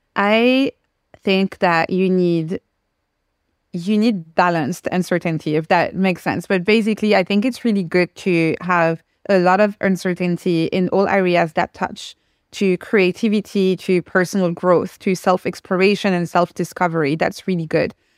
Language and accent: English; France; first language French; English is a second language; moved away